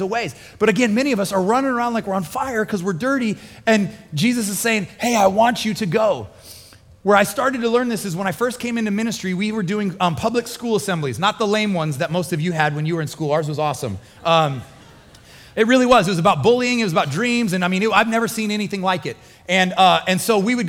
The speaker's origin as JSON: {"language": "English", "region": "Midwest", "country": "United States", "tie": "born or raised there", "moved": "yes", "said": "I grew up in the Midwest and it would rain a lot in the spring"}